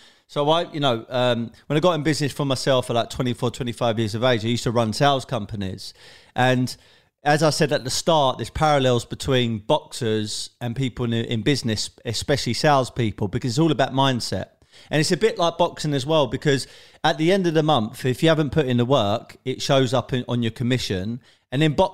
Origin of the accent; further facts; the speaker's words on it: London, United Kingdom; I'm basically from South London, Tulse Hill, Brixton, that kind of area